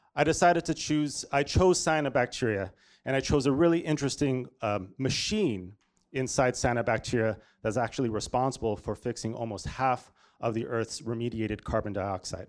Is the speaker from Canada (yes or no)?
yes; Toronto, Ontario, Canada; moved away as an adult; also born or lived in Washington, D.C.; I'm, uh, born and raised in Toronto, Canada.